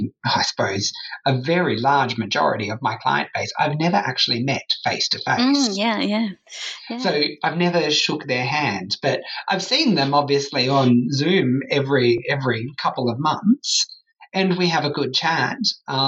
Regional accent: Sydney, New South Wales, Australia; now in Perth, Australia; I moved from Sydney to Perth.

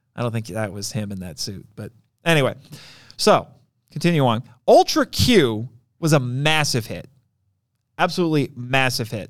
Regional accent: Indiana, United States; I'm from Indiana

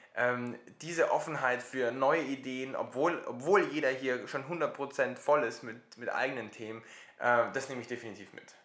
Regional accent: Germany; bei uns in Deutschland

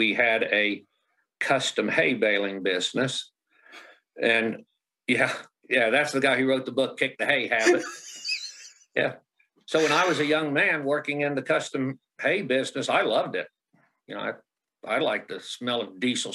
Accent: Southern Illinois, United States; moved away as an adult; also born or lived in Missouri; now in Idaho, United States; Southern Illinois

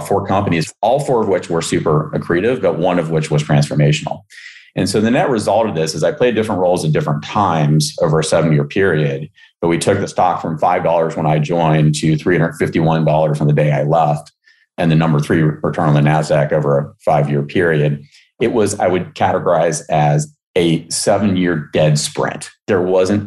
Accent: West Virginia, United States; moved away; I grew up in West Virginia

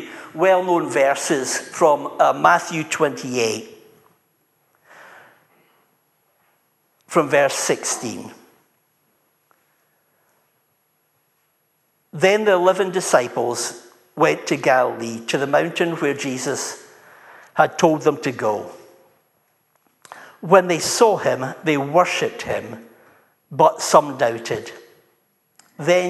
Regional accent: Dunfermline, Scotland, United Kingdom; I'm from Dunfermline

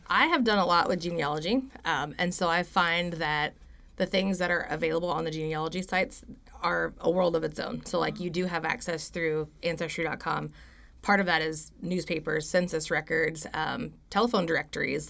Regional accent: Stillwater, Oklahoma, United States; I am from right here in Stillwater, actually, born and raised.

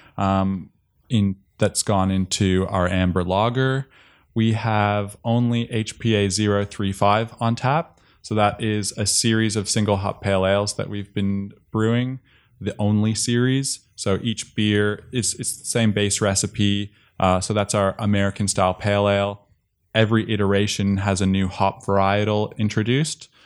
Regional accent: Toronto, Ontario, Canada; moved away as an adult; now in Australia; I grew up and lived in Toronto for most of my life

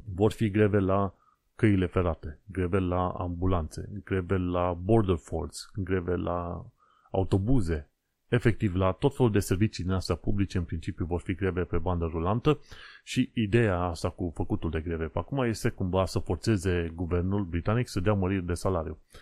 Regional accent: Romania; moved away as an adult; now in London, United Kingdom; am plecat din România și uite, am ajuns aici

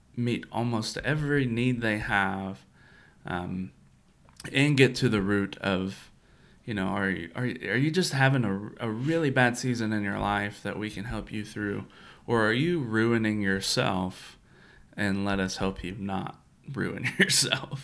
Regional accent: Kentucky, United States; also born or lived in Florida; growing up in Kentucky

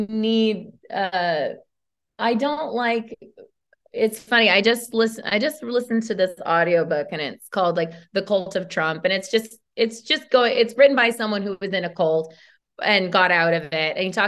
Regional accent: Modesto, California, United States; moved away; even though George Lucas is from my hometown

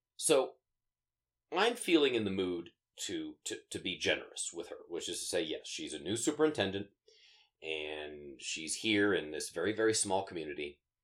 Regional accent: Sterling, Colorado, United States; moved away; I grew up in uh, the small town of Sterling, Colorado, out on the uh, northeastern plains of, um, uh, of the state

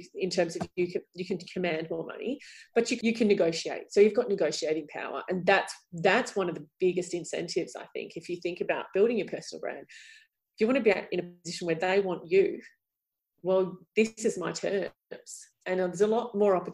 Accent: Melbourne, Victoria, Australia; we're both from Melbourne

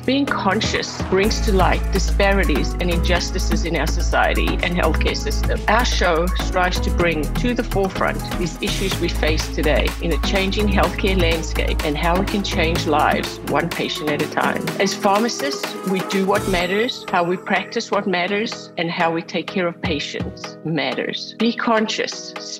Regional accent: South Africa; growing up in South Africa

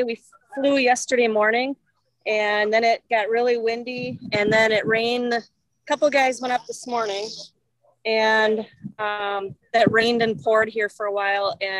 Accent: Wisconsin, United States; We're from Wisconsin

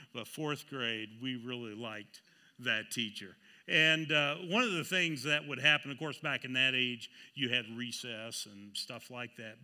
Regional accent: Seneca, Kansas, United States; I was born in Seneca, Kansas

